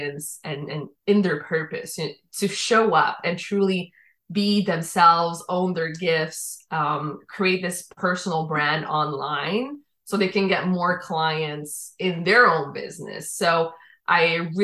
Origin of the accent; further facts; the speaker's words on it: Quebec, Canada; accent: Quebecois French; also born or lived in Dominican Republic; I was born in the Dominican Republic. My father is French Canadian. He met my mom in DR. They made me. I was 1 year old when we came to Quebec.